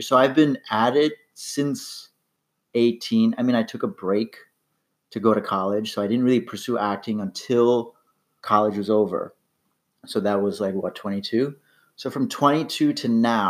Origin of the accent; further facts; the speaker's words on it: New York, United States; moved away as an adult; now in Los Angeles, United States; I'm an actor from New York, went to college with this guy. Currently living